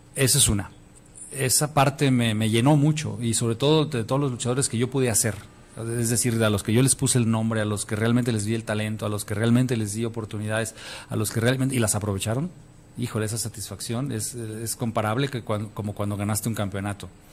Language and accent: Spanish; Mexico; yo siendo luchador y mexicano